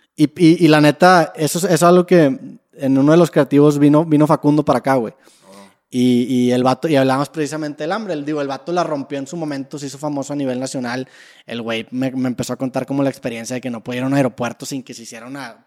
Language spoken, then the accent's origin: Spanish; Monterrey, Nuevo León, Mexico; nosotros como regios